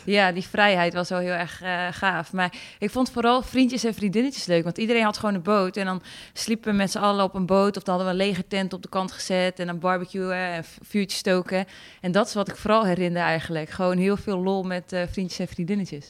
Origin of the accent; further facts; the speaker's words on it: Friesland, Netherlands; ik kom natuurlijk uit Friesland, dus we gingen altijd naar de Sneekweek